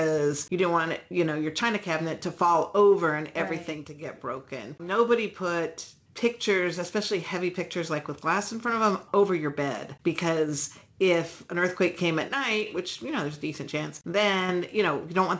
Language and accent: English; California, United States; now in Illinois, United States; I grew up in California, which is quite different than the Midwest